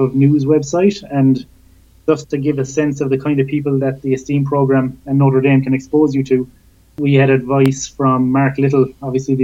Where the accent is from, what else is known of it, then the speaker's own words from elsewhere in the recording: Cork, Munster, Ireland; moved away as an adult; growing up in Cork, I saw no reason to ever leave the county bounds